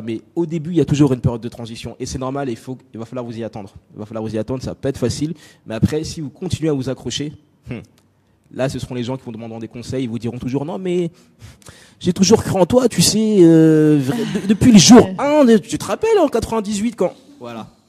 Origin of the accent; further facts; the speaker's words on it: France; also born or lived in Nancy, France / Congo (ancestry); j'ai grandi en France. J'ai grandi en France. Je suis né dans une petite ville euh, du nord, je sais même plus où c'est, du nord-est de la France qui s'appelle Nancy. Euh, j'ai passé très peu de temps là-bas